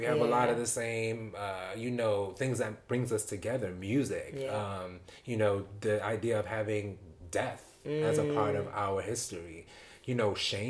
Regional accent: New York City, New York, United States; Like, because I, as a New Yorker, go to London, I feel safe.

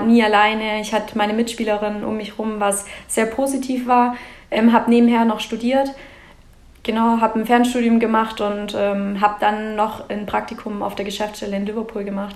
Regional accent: Mietingen, Baden-Württemberg, Germany; Ich komme genau aus Meeting. Das liegt äh, zwischen Laupheim und Biberach, also im schönen Schwabenland und ja, mitten auf dem Dorf.

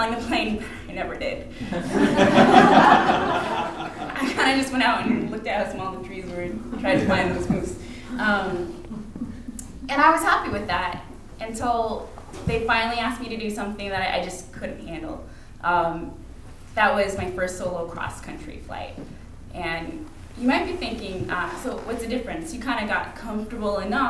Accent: Anchorage, Alaska, United States; Growing up in Anchorage, Alaska, it was pretty common to have pilots around

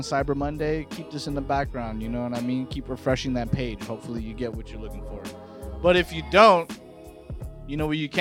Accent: Los Angeles, California, United States; born and raised in LA, bro, like I said, it's very segregated out here

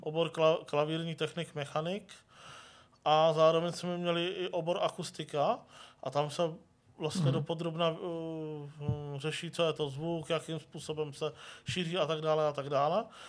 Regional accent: Mladá Boleslav, Central Bohemian Region, Czechia; jsem se narodil v Mladé Boleslavi

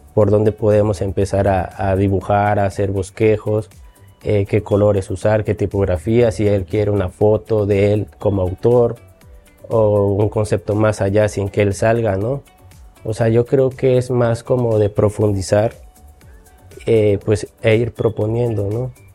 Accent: Xalapa, Veracruz, Mexico; Yo soy de Jalapa, toda mi vida he vivido aquí

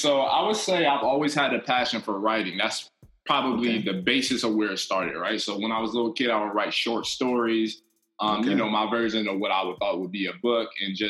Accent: Columbus, Ohio, United States; moved away as an adult; also born or lived in Athens, Ohio; now in Evansville, United States; So I'm originally from Columbus, Ohio.

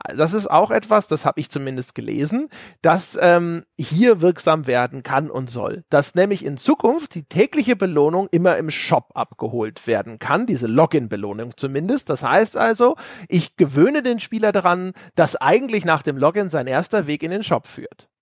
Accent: Lower Saxony, Germany; moved away; also born or lived in Bavaria; Ich bin gebürtig, bin ich ja aus äh, Niedersachsen.

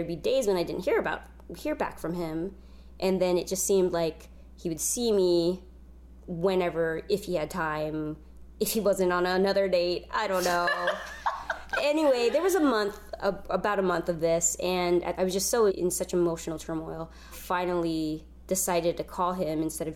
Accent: San Jose, California, United States; now in Los Angeles, United States; San Francisco, where I was raised in the Bay Area in San Jose

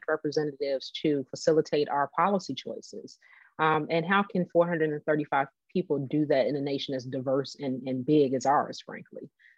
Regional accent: California, United States; moved away; also born or lived in Illinois; my home state of California

